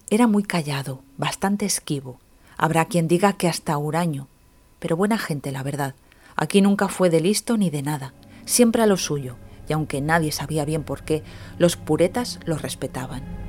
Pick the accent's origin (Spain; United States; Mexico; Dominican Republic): Spain; Candasnos, Aragon; en mi pueblo, en Candasnos